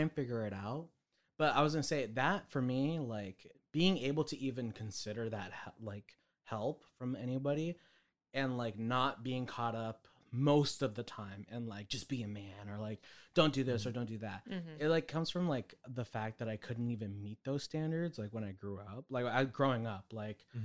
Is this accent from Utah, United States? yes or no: no; Bay Area, California, United States; I come from the Bay Area